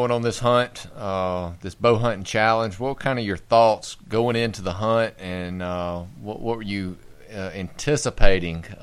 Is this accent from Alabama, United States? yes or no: yes; Tyler, Alabama, United States